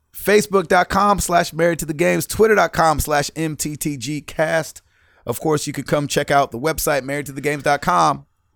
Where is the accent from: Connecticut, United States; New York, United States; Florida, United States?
New York, United States; New York City; In my youth growing up in Brooklyn.